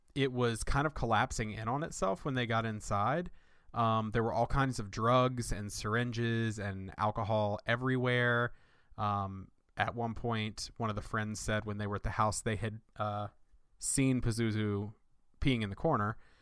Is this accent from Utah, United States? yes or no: no; Winston-Salem, North Carolina, United States; my hometown, uh, where I grew up in right outside Winston-Salem, North Carolina